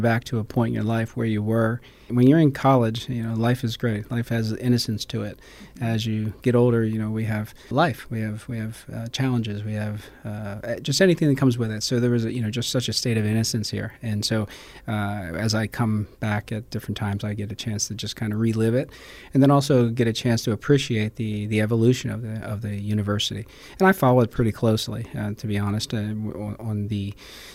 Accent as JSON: {"language": "English", "town": "Lindenwold", "region": "New Jersey", "country": "United States", "tie": "born or raised there", "also_born_or_lived": "Philadelphia, Pennsylvania", "moved": "as an adult", "lives_now": "San Antonio, United States", "said": "I grew up in Lindenwald area"}